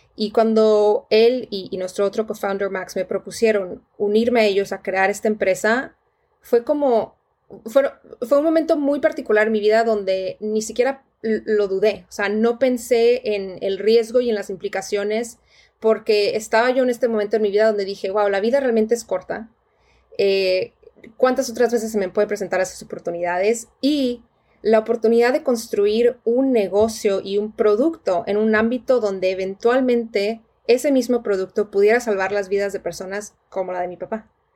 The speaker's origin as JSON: {"language": "Spanish", "town": "Tijuana", "region": "Baja California", "country": "Mexico", "tie": "born or raised there", "also_born_or_lived": "Monterrey", "moved": "as an adult", "said": "yo crecí en Tijuana toda, toda mi, vida eh, de, niña y de adolescente hasta que me fui a los casi 18 años para estudiar en, Monterrey"}